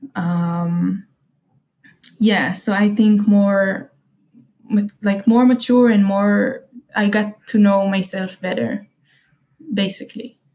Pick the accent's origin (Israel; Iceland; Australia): Israel; Haifa, Haifa District; English is a second language; I'm at home in Israel, in my hometown, Haifa, um, which is in the north